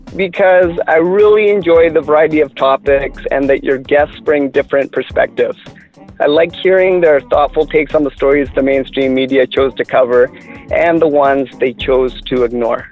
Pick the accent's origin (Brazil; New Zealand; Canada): Canada; as a Canadian